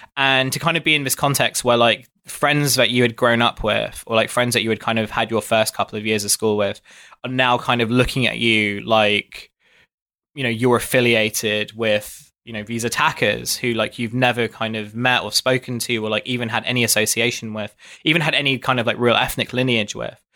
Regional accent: Dartford, South East England, United Kingdom; moved away as an adult; also born or lived in South London; now in London, United Kingdom; I grew up in an area near Dartford in Kent

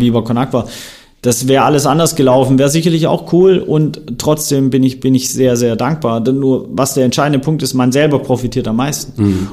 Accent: Swabia, Germany; ich bin gebürtiger Schwabe, Bildungsbürgertum, sehr, sehr privilegiert aufgewachsen

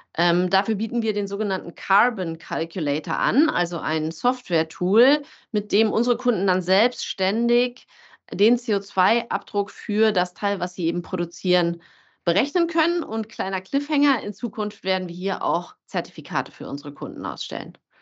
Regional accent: Berlin, Germany; moved away as an adult; als es mich zurück in meine Heimat Berlin zog

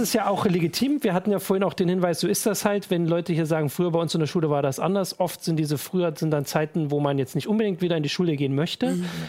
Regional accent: East Germany, Germany; bei uns im Osten

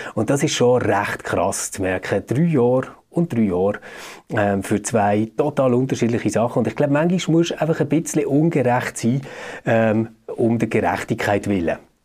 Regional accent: Switzerland; bei uns in der Schweiz

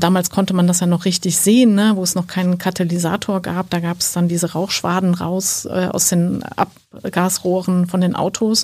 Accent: Sankt Augustin, North Rhine-Westphalia, Germany; Ich komme äh, aus St. Augustin, das ist ein äh, kleiner Ort in der Nähe von Bonn

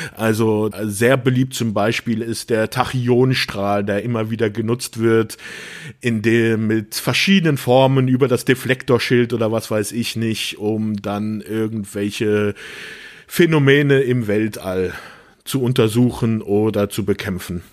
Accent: Rhineland-Palatinate, Germany; ich bin ja auch in der Pfalz groß geworden

